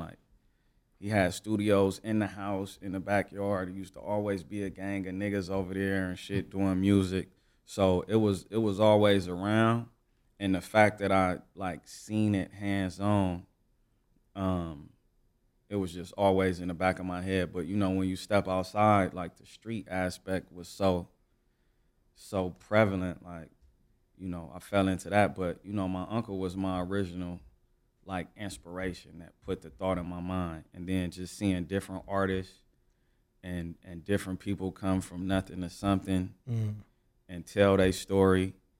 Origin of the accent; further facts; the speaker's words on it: Los Angeles, California, United States; I'm from South Central Los Angeles. Grew up like all around the city, but like mainly on 111 and San Pedro on the east side.